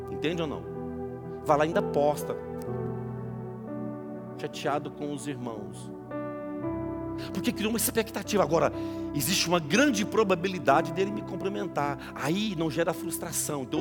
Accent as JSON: {"language": "Portuguese", "country": "Brazil", "said": "Todos nós viemos do Brasil, quase todos nós."}